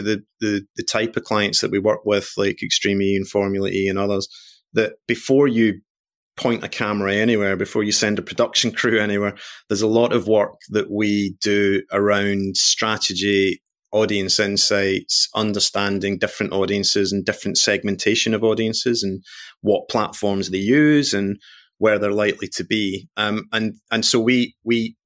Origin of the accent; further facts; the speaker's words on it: Glasgow, Scotland, United Kingdom; I am Scottish born and bred, coming from Glasgow